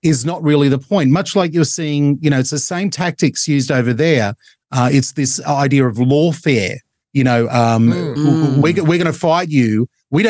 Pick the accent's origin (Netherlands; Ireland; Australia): Australia; We're all Australian.